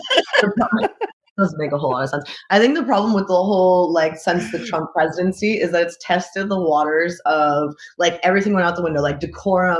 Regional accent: United States; moved away as an adult; now in Montreal, Canada; So I'm an American

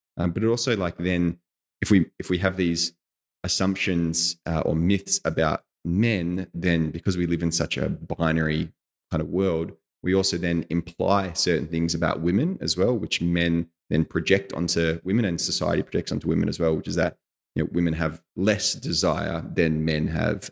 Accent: Australia; moved away as an adult; as an Australian

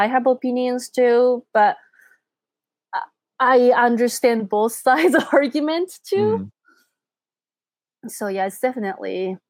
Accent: Japan; when I say like, oh, I'm from Japan

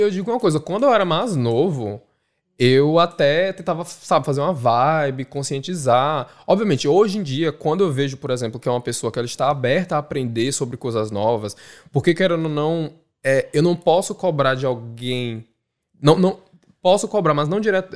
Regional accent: Recife, Pernambuco, Brazil; moved away as an adult; now in Dublin, Ireland; Beijo Recife, beijo Maria do Céu, de onde eu sou

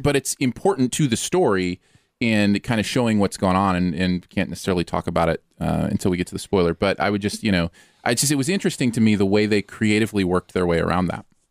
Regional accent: Michigan, United States; I grew up in Michigan with water, like, all around

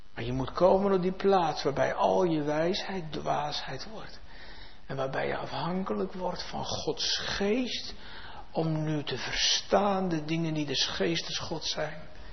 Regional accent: Netherlands; in ons vaderland

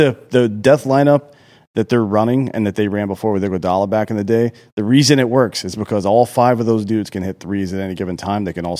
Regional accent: Australia; Well, especially growing up in Australia, nobody...

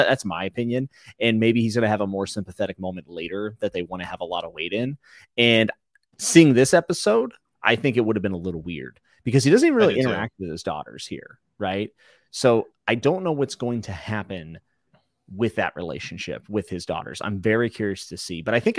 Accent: West Virginia, United States; I'm from West Virginia. I can say that. I used to live there.

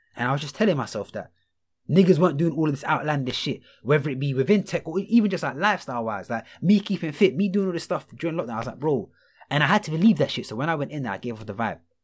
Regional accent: London, United Kingdom; I'm from Rockhampton

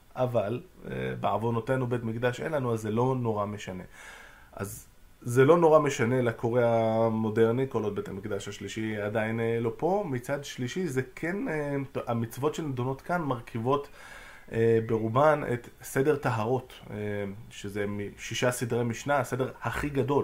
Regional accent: Jerusalem, Jerusalem District, Israel; הבית כנסת שגדלתי בו ליד אה, מחנה יהודה

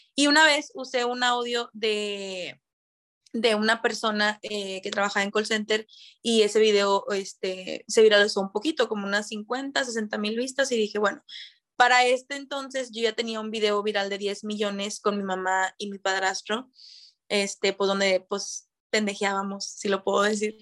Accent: Monterrey, Nuevo León, Mexico; also born or lived in Santa Catarina; estoy viviendo en Monterrey, soy de aquí, nacida en Monterrey

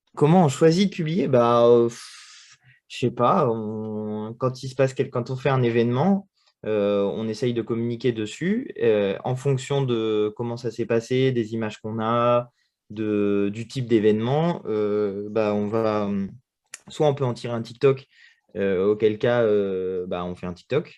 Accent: Châteauroux, Centre-Val de Loire, France; now in Paris, France; J'habite à Paris, je suis né à Châteauroux.

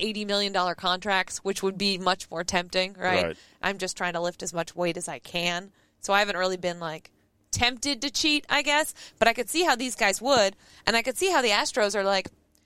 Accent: New England, United States; I'm from New England

